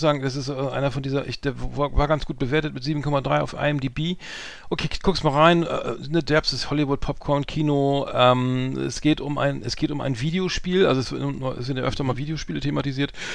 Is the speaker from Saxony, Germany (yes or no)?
no; Bremen, Germany; ich als Bremer